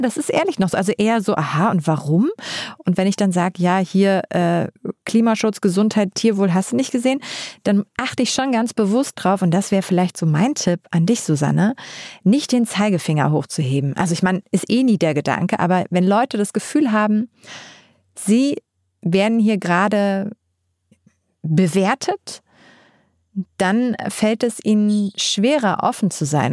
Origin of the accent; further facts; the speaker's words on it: Uelzen, Lower Saxony, Germany; Ich komme aus Uelzen und das ist so ein richtiges Dorf